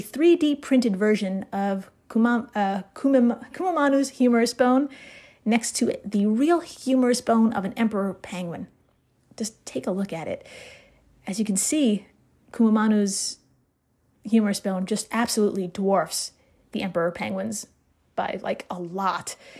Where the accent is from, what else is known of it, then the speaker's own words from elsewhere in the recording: Brooklyn, New York, United States; I'm from Brooklyn